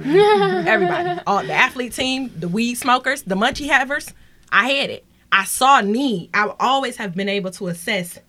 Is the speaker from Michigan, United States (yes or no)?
yes; Detroit, Michigan, United States; I grew up in Detroit.